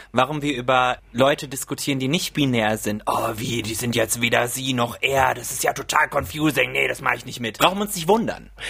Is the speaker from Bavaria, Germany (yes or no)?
no; Wiesbaden, Hesse, Germany; moved away; ich komme aus Wiesbaden ursprünglich